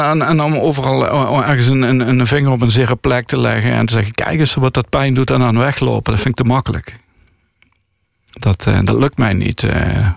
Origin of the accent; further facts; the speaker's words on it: Landgraaf, Limburg, Netherlands; now in Tilburg, Netherlands; Ik groeide op in Landgraaf